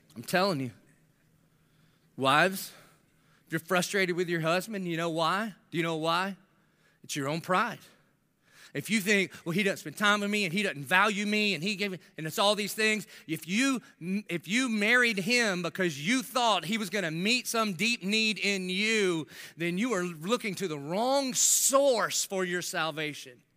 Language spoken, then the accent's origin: English; Southern United States, United States; I'm an American by birth, but Southern by the grace of God